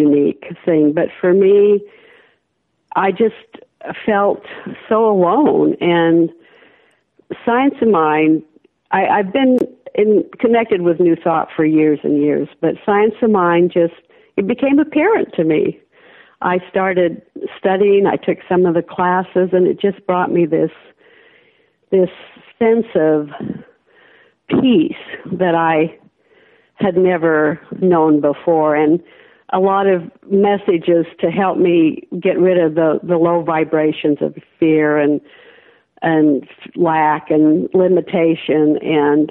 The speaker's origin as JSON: {"language": "English", "region": "Idaho", "country": "United States", "tie": "born or raised there", "moved": "yes", "said": "born and raised in Idaho"}